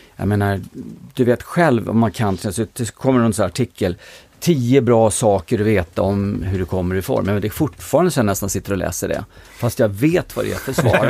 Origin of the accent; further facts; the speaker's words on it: Stockholm, Stockholm County, Sweden; jag är född i eh, Mälarhöjden på Klubbacken 1 och flyttade till eh, Stureby när jag var ett år gammal. Bodde där till jag var tio, sen bodde jag i Sköndal fram till jag flyttade hemifrån